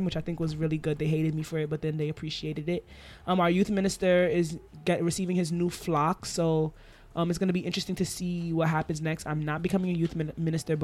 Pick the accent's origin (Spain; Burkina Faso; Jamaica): Jamaica; I'm Jamaican.